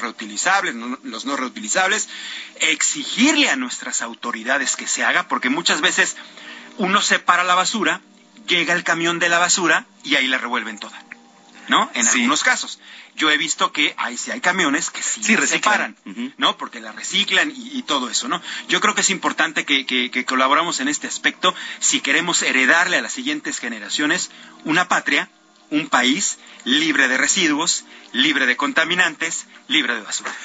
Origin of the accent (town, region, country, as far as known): Mexico